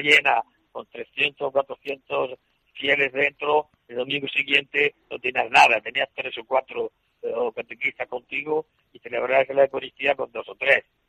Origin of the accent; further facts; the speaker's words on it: El Palmar, Region of Murcia, Spain; moved away as an adult; now in Gurué, Mozambique; en el Palmar, donde yo nací, fui bautizado, primera comunión, donde entré en el seminario